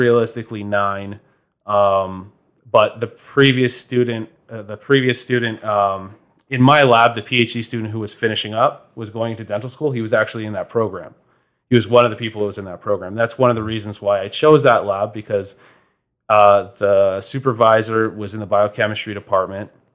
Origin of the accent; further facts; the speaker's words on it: Toronto, Ontario, Canada; moved away as an adult; now in London, Canada; I'm originally from Toronto